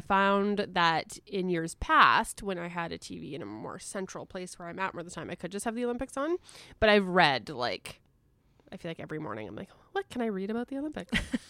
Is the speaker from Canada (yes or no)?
yes; Canada; which I know is like blasphemous to say as a Canadian.